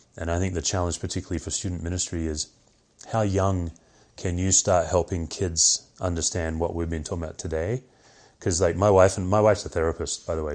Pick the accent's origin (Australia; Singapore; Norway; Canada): Australia; moved away; I'm Australian